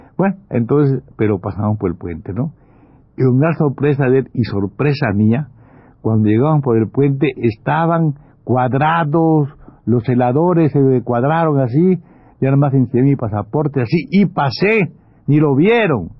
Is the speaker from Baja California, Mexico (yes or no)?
no; Campeche, Mexico; moved away; ir a mi pueblo, ir a Campeche